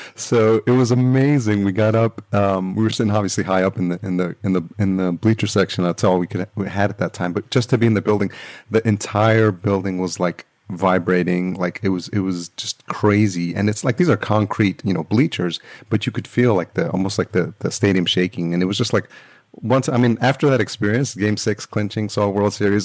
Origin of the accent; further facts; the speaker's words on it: New York, United States; now in Los Angeles, United States; I grew up in New York